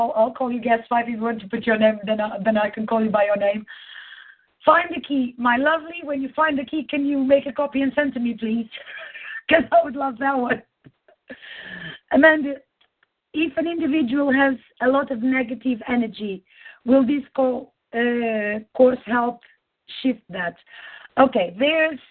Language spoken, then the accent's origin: English; Portugal; I'm Portuguese